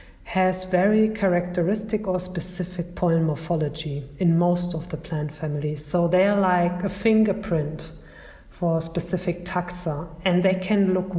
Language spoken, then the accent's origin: English; Germany; English is a second language; Yeah, hello everybody. … I'm from Germany, from the Natural History Museum in Berlin.